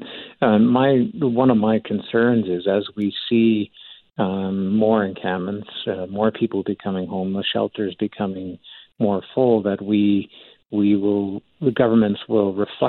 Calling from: Calgary, Alberta, Canada; Now, I'm calling in from Calgary.

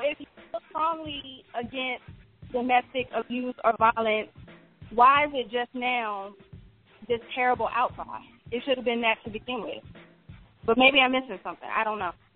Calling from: Atlanta, Georgia, United States; I'm calling from Atlanta, Georgia

